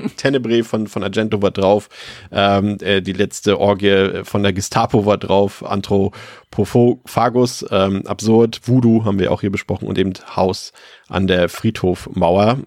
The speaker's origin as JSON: {"language": "German", "region": "Mecklenburg-Vorpommern", "country": "Germany", "said": "bei uns in Mecklenburg-Vorpommern und auf dem Dorf"}